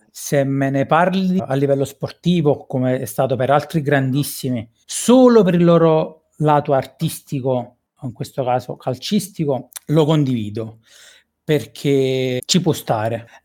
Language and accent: Italian; Caserta, Campania, Italy; Perché tu devi sapere che chiunque che è della provincia anche dicono tutti quanti che sono napoletani. Beh, sia sì, chiaro, con questo non voglio dire che da noi sono tutti santi, è tutt'altro.